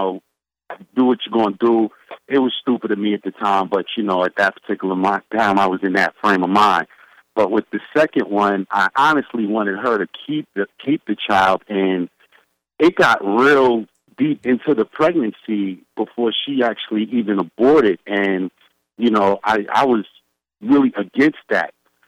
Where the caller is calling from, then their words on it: New York City, New York, United States; from the Subcon family. I'm calling from the Planet Brooklyn.